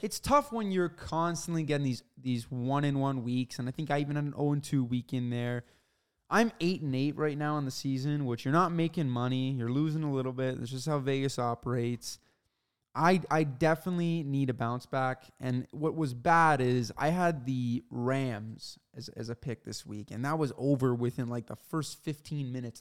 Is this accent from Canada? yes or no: yes; Canada; he obviously knows we're Canadian